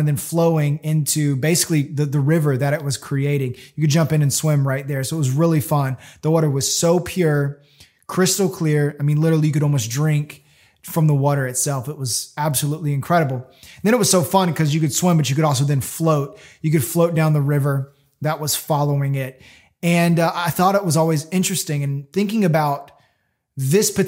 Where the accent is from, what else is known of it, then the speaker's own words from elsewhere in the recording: Florida, United States; growing up in Florida